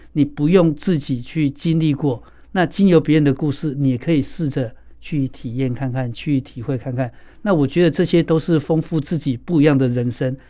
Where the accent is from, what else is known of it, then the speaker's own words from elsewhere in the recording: Kaohsiung, Taiwan; 冈山。我也是冈山诶